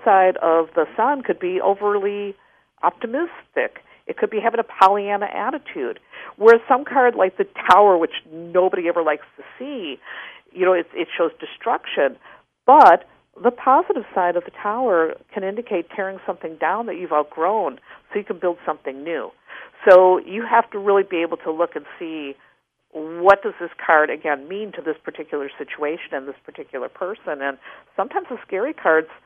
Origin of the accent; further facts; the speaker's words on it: Wisconsin, United States; I grew up in Wisconsin.